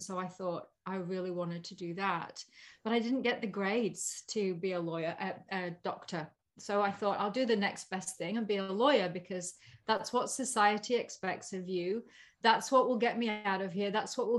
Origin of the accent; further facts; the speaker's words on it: Yorkshire and the Humber, United Kingdom; So I had that real immigrant blood growing up in Yorkshire in England.